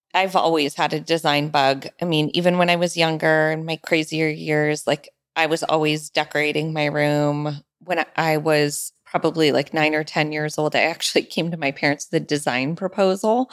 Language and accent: English; Sonoma County, California, United States; I'm from Sonoma County